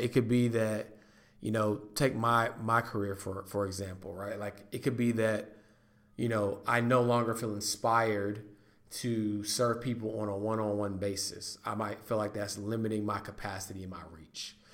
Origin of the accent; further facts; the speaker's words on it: North Carolina, United States; North Carolina is my home state.